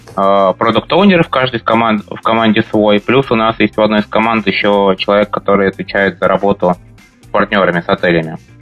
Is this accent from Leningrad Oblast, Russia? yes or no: no; Moscow, Russia; moved away as an adult; now in Amsterdam, Netherlands; я родился, вырос в Москве